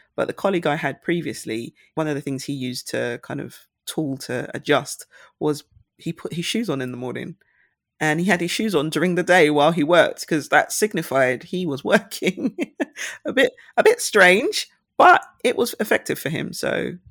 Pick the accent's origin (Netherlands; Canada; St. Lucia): St. Lucia; now in United Kingdom; my home country, St. Lucia